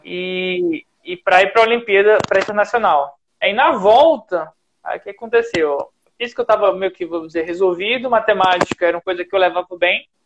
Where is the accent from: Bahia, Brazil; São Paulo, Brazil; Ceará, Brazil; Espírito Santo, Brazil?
Ceará, Brazil; eu sou do Ceará